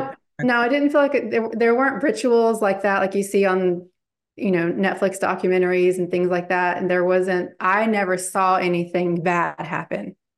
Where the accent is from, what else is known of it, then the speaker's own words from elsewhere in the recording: Bible Belt, the South, United States; now in Charlotte, United States; I grew up in the Bible Belt.